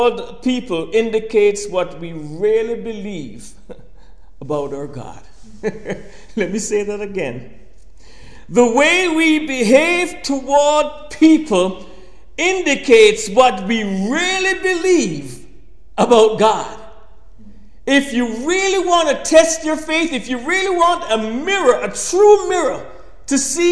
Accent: Kingston, Jamaica; I was a little boy growing up in Kingston, Jamaica.

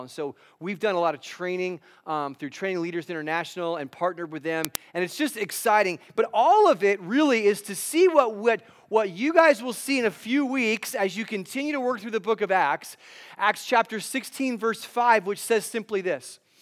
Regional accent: Los Angeles, California, United States; now in Phoenix, United States; I live in Ph, the Phoenix area in Arizona, although I'm originally from Los Angeles.

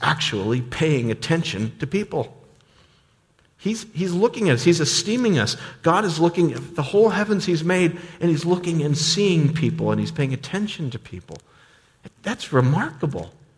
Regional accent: United States; many of us as American suburbanites

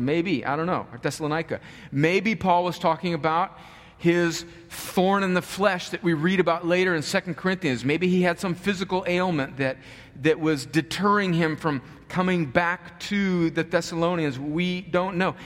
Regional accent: United States; we as American Christians

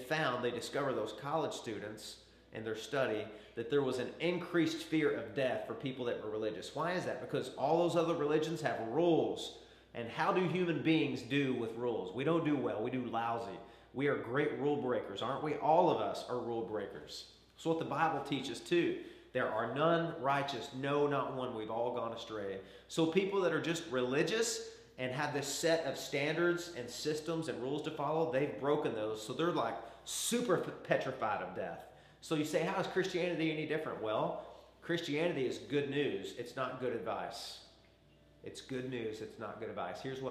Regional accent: Arkansas, United States; I grew up in Arkansas, and there was a little taxidermy shop down the road from us

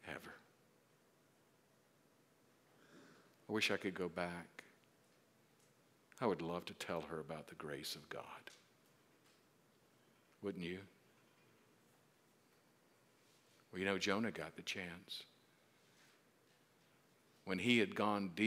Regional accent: South Carolina, United States; I'm from South Carolina

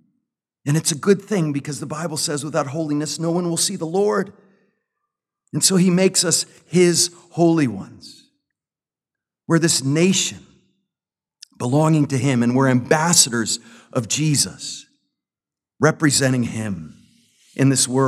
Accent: United States; I love my country as an American citizen

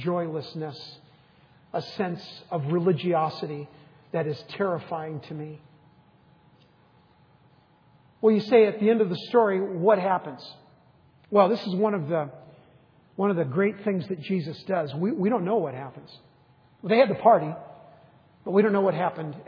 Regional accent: United States; a boy growing up in the United States with loving parents

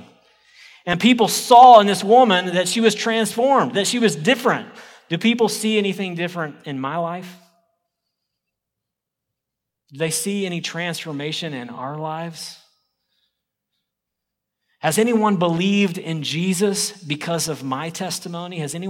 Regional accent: Oklahoma, United States; I'm from Oklahoma

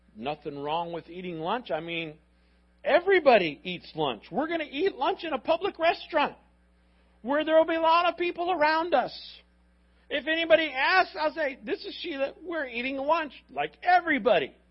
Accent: Miami, Florida, United States

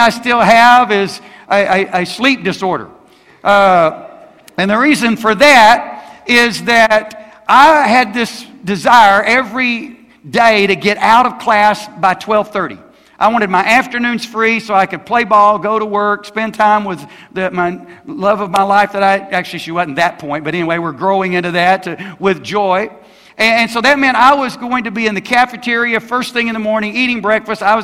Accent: Alabama, United States; I grew up in Alabama

